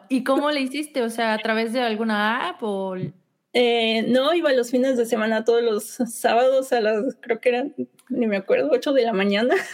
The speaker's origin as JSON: {"language": "Spanish", "town": "Salamanca", "region": "Guanajuato", "country": "Mexico", "tie": "born or raised there", "also_born_or_lived": "Querétaro / Sheffield, England / Monterrey", "moved": "as an adult", "lives_now": "York, United Kingdom", "said": "nací en Salamanca, Guanajuato, pero, viví dos, años en Querétaro, ¿verdad? Sí, así es."}